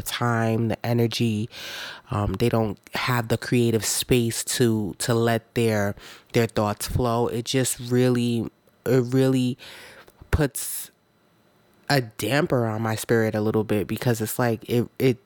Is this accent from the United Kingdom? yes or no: no; Jamaica; now in United States; I wasn't born in America. I was born in Jamaica as well.